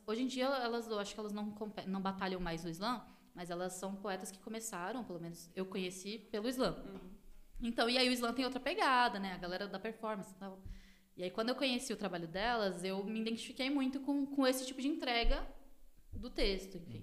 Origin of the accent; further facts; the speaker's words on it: Taboão da Serra, São Paulo, Brazil; sou cria daqui da divisa do Taboão com Campo Limpo.